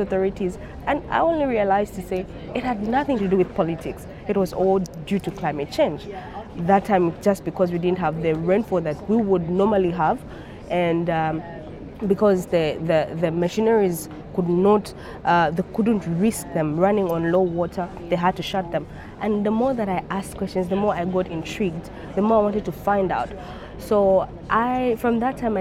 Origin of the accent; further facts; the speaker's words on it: Zambia; I'm the Global Campaigns Associate for Tier Fund, and I'm from Zambia